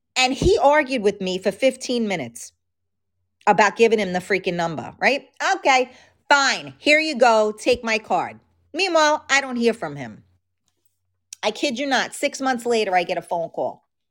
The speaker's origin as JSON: {"language": "English", "town": "New York City", "region": "New York", "country": "United States", "tie": "born or raised there", "accent": "New York", "said": "I grew up in, uh, a very, uh, like, mafia type of neighborhood in the Bronx"}